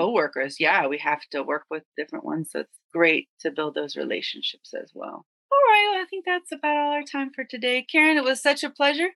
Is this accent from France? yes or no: no; United States; we're both from the United States